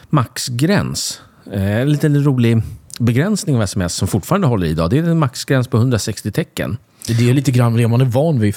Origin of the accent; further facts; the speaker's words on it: Sweden; jag känner mig kränkt som svensk